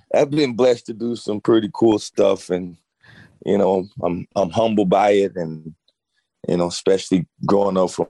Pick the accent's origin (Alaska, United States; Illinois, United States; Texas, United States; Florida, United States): Texas, United States; Grapevine; Born and raised in Grapevine, Texas